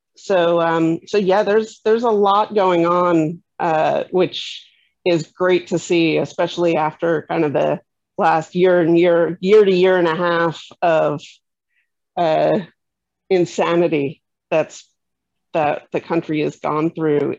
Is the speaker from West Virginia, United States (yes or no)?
no; New York City, New York, United States; moved away as an adult; I moved back to my kind of my hometown, uh, my the area where I'd grown up, and I started finding that it was actually much more difficult to reestablish myself and figure out where I fit in and find people who were like me in in of all places New York City